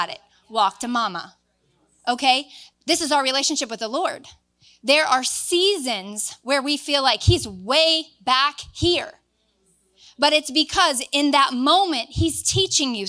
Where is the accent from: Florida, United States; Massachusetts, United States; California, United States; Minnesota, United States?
Florida, United States; moved away; I'm from Florida